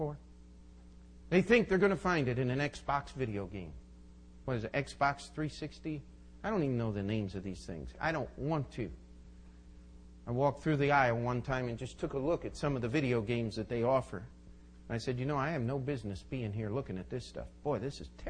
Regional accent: United States; I'm an American

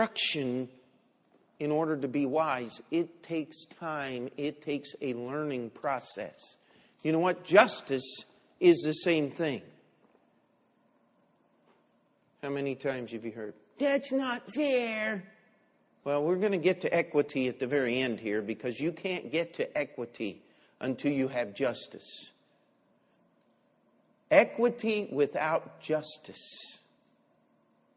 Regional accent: Baltimore, Maryland, United States; moved away as an adult; also born or lived in Springfield, Missouri; I'm from Baltimore, Maryland, and I'm here in Bible college.

